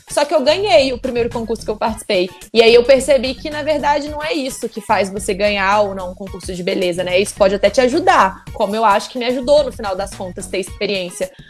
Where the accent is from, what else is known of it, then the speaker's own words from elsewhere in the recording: Juiz de Fora, Minas Gerais, Brazil; eu tenho muito orgulho de falar que eu sou mineira. Eu amo meu estado por diversos motivos. Eu amo a minha cidade. Então, assim, poder ir para um concurso internacional no porte do Miss Universo e falar do Brasil, de Minas, de Juiz de Fora